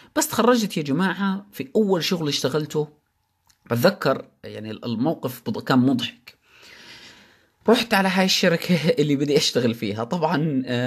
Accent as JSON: {"language": "Arabic", "country": "Jordan", "said": "عندنا بالاردن"}